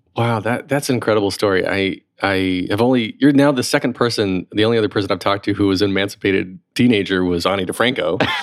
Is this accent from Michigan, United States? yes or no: no; North Carolina, United States; moved away; also born or lived in Raleigh; I grew up in North Carolina too